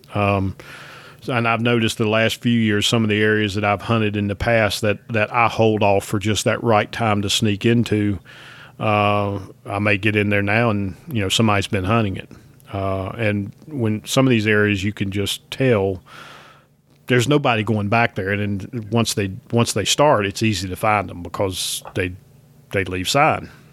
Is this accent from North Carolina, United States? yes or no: yes; North Carolina, United States; I grew up in North Carolina